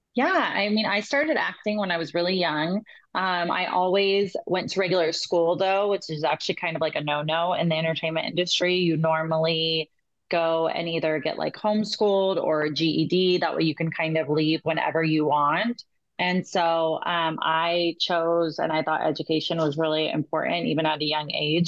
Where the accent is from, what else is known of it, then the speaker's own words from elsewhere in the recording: California, United States; I was from California.